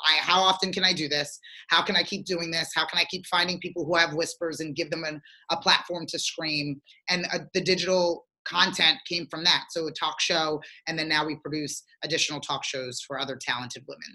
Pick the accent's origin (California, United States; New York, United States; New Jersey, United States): New Jersey, United States; Galloway Township; also born or lived in Sierra Leone; I grew up in Galloway Township, New Jersey